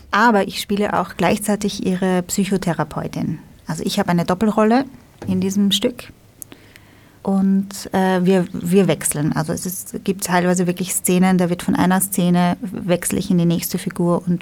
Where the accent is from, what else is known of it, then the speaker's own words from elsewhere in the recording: Vienna, Austria; Wir sind aus Wien, ja.